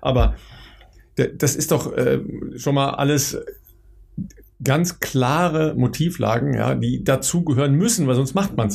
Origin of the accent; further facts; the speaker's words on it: North Rhine-Westphalia, Germany; ist ähm, im Mai 75 in Dülmen, ja, das ist äh, in der Nähe meiner Heimat in, äh, im, im Münsterland